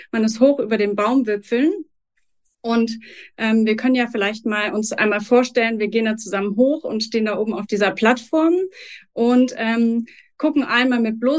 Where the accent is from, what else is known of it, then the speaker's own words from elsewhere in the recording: Berlin, Germany; Ich verfolge eure Aktivitäten ja schon ähm, als Berlinerin etwas länger, ähm, seit die Krabben durch Berlin gezogen sind